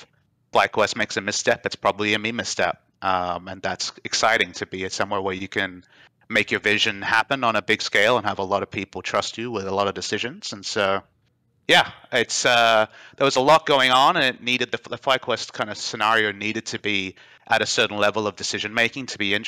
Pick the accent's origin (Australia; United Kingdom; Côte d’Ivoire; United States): Australia; moved away as an adult; also born or lived in Qatar / Dubai / South Korea / North America; My heart's in Australia, but I was born in Qatar, where the World Cup is happening. Lived in Australia for my primary school, Dubai for high school, back in Australia for university